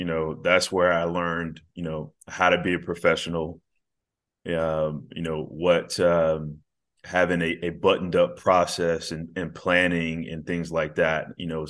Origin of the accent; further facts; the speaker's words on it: Birmingham, Alabama, United States; now in Atlanta, United States; Growing up in Birmingham, the Braves were, they were my team, baseball team that I watched a lot on TBS and everything.